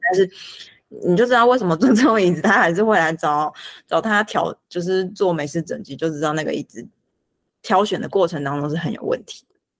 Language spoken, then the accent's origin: Chinese; Taiwan; 我们台湾人